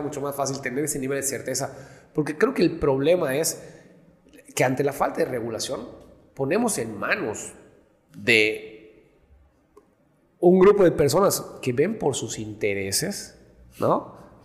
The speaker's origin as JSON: {"language": "Spanish", "region": "Yucatán", "country": "Mexico", "said": "los mismos yucatecos, nosotros mismos"}